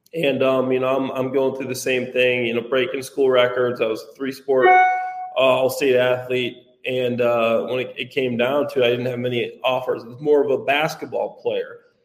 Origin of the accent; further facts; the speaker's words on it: Dwight, Illinois, United States; i was in my hometown dwight